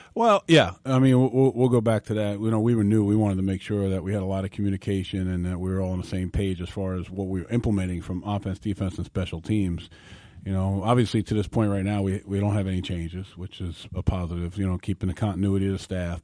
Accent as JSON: {"language": "English", "region": "New York", "country": "United States", "tie": "born or raised there", "said": "growing up in New York"}